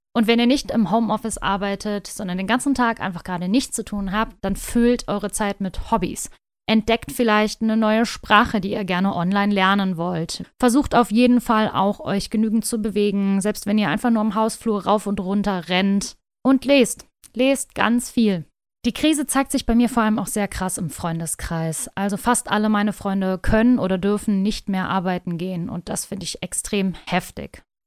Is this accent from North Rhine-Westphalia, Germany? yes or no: yes; North Rhine-Westphalia, Germany; Ich komme aus Nordrhein-Westfalen